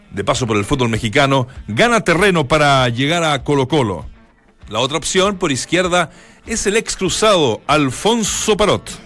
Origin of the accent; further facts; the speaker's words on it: Colombia; Porque bueno, somos sudamericanos, colombianos.